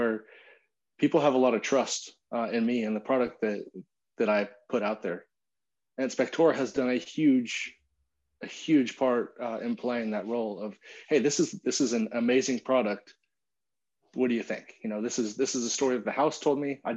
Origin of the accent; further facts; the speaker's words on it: California, United States; moved away as an adult; now in Austin, United States; We grew up together in California.